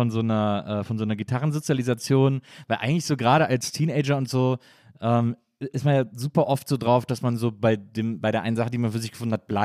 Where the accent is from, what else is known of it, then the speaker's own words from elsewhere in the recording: Wrocław, Lower Silesian Voivodeship, Poland; Ich bin in Breslau geboren. 85.